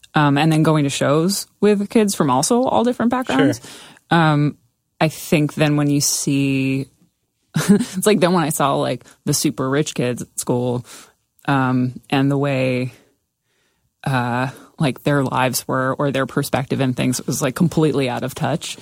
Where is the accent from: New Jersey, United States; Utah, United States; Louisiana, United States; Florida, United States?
New Jersey, United States; Somerset County; growing up in Somerset County